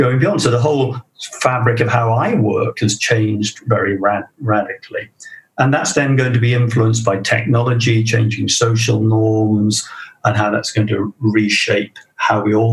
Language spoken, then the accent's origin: English; South Wales, United Kingdom; my hometown in South Wales. And that's South Wales, not New South Wales